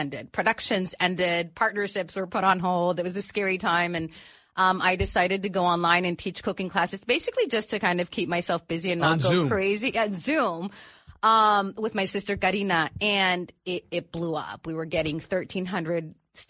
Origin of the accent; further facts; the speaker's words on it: Tijuana, Baja California, Mexico; also born or lived in San Diego, California; I grew up living in Tijuana